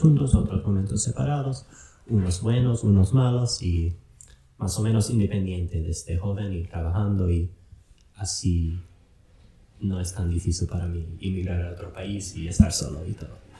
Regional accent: Wisconsin, United States; Spanish is a second language; moved away as an adult; also born or lived in Philadelphia / San Francisco; now in Loja, Ecuador; Yo crecí en Wisconsin, arriba al norte, arriba de Chicago, donde hace mucho frío

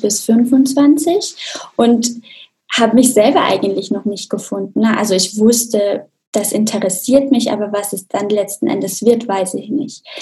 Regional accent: Austria; Also ich komme ja auch aus Österreich, aus einem kleinen Dorf in den Bergen

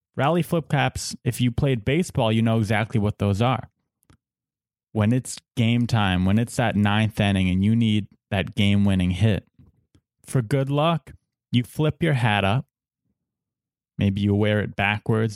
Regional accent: San Diego, California, United States; We're both from Saint Diego.

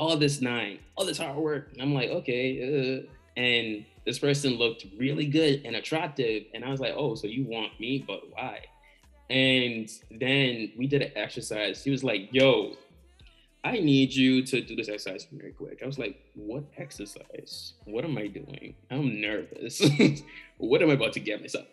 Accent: Bahamas; growing up in the Bahamas

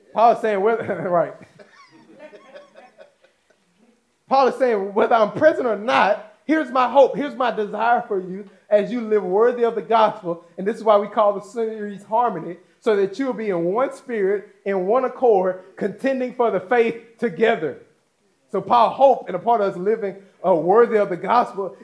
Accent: United States; us as American citizens

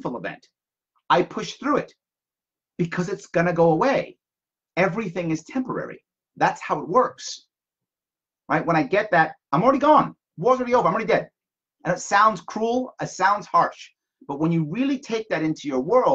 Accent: United States; also born or lived in Japan

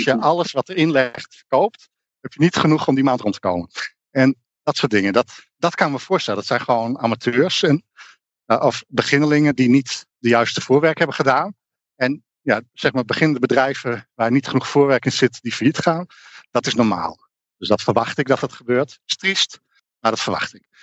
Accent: Netherlands

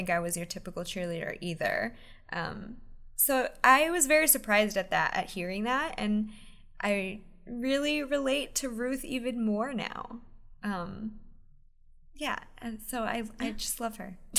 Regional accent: Pennsylvania, United States; I grew up in Pennsylvania

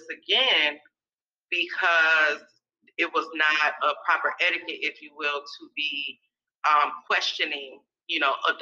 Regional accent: Minnesota, United States; also born or lived in Atlanta, Georgia; now in California, United States; I spent most of my time growing up in Minnesota. Mm-hmm. So I like to say that I'm from Minnesota

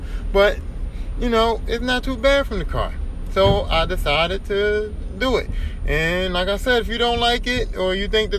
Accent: Philadelphia, Pennsylvania, United States; I grew up in Philadelphia. I still live in Philadelphia, but I grew up in Philadelphia.

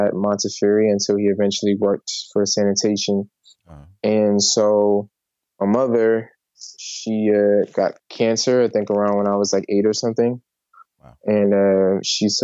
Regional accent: New York City, New York, United States; I was born in the Bronx

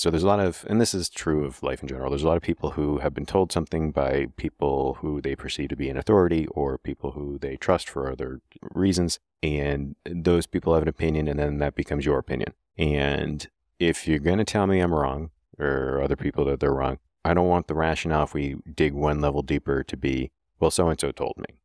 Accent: Keene, New Hampshire, United States; downtown Keene, New Hampshire, my hometown

